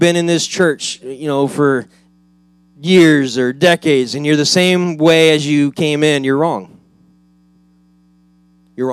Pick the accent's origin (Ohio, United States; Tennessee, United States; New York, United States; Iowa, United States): Iowa, United States; moved away; I grew up in Iowa, where they actually have four seasons.